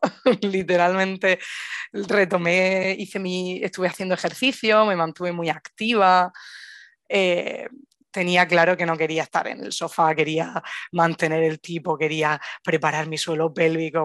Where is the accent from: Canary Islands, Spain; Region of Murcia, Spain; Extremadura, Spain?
Region of Murcia, Spain; Murcia; moved away as an adult; now in Granada, Spain; soy de Murcia, pero vivo en Granada ya pues casi ocho años